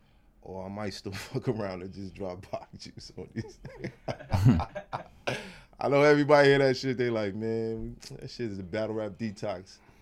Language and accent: English; New York City, New York, United States; was raised. Crown Heights, borderline Flatbush.